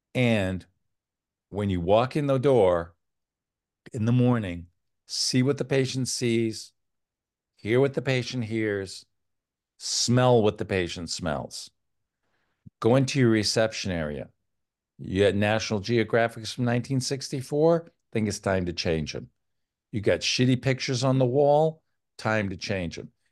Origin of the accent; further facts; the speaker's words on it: Old Town, Maine, United States; now in Connecticut, United States; I grew up in Old Town, Maine